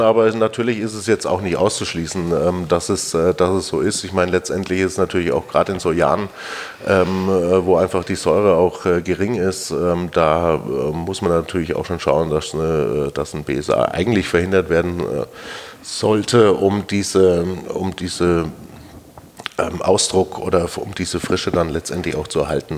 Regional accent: Germany; das haben wir so als Deutscher in der Breite nicht gelernt

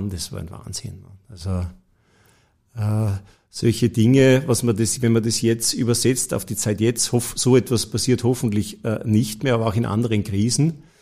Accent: Tyrol, Austria; habe dann bei der Rückfahrt von Wien nach Kufstein, ich komme ja aus Tirol

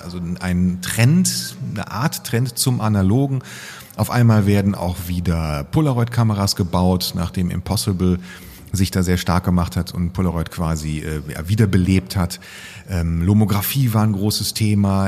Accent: Cologne, North Rhine-Westphalia, Germany; Als Kölner ist man mindestens mit der, mit der Grundschule dreimal oben gewesen

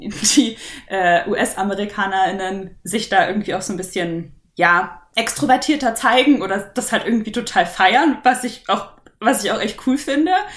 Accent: near Munich, Bavaria, Germany; ich komme aus der Nähe von München

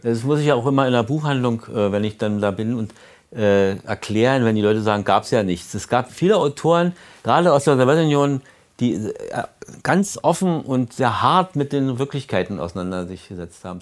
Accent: Berlin, Germany; als Berliner

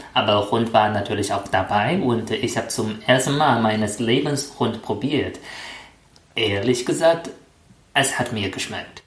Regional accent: China; German is a second language; moved away as an adult; now in Germany; ich bin seit vier Jahren in Deutschland und ich bin Chinesisch.

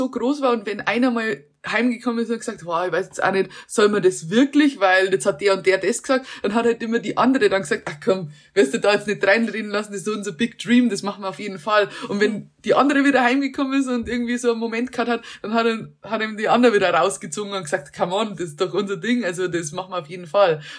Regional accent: Germany; moved away as an adult; also born or lived in Munich; der Plan B war noch nicht einmal zurückgehen nach Deutschland

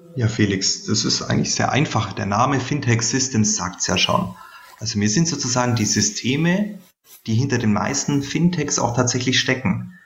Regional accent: Bavarian Swabia, Germany; man hört es vielleicht, ich bin aus Bayerisch Schwaben

